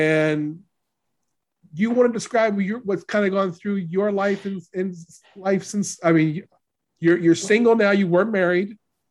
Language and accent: English; Louisiana, United States; I'm from Louisiana. We met in Kansas.